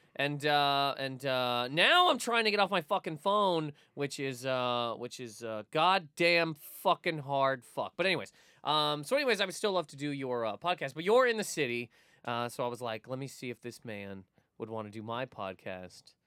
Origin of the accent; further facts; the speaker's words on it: Canada; we are both from Canada